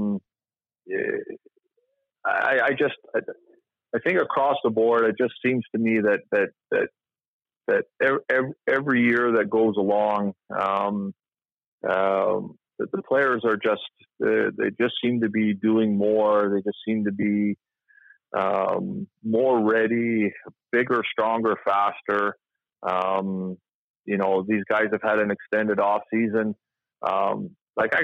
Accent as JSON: {"language": "English", "town": "Toronto", "region": "Ontario", "country": "Canada", "tie": "born or raised there", "said": "I grew up in Toronto in the 80s"}